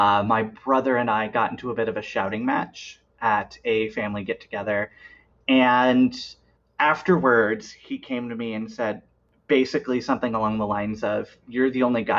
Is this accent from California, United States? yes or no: no; Iowa, United States; We have a bar in Des Moines, which is about 2 hours from my hometown and about 3.5 from where I live now